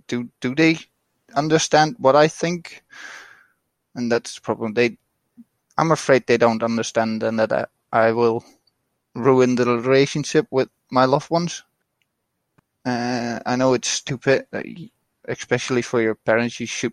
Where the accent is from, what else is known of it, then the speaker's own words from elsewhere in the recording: Netherlands; I'm from the Netherlands.